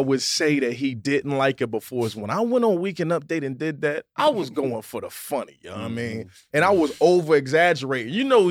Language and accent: English; Virginia, United States; I'm from the South, bro. I'm from Virginia. I'm 757, bro.